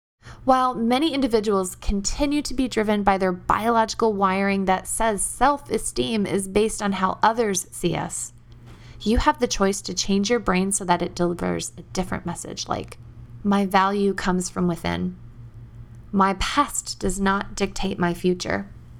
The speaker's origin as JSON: {"language": "English", "region": "the South", "country": "United States", "tie": "born or raised there", "accent": "Southern", "said": "I had grown up in the South, and my peers thought my Southern accent was funny and teased me."}